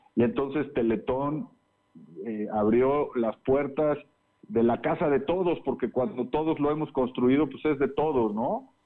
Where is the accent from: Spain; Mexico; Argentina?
Mexico; como mexicanos unirnos